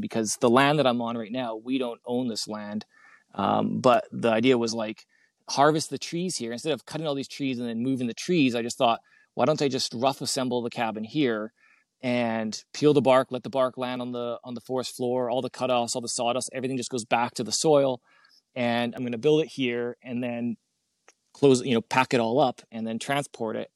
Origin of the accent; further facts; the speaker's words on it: Canada; being a Canadian